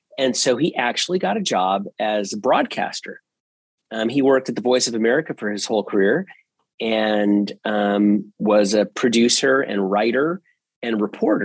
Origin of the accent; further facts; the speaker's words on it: Northern Virginia, United States; I grew up in Northern Virginia, actually inside the Washington, D.C. beltway, the proverbial beltway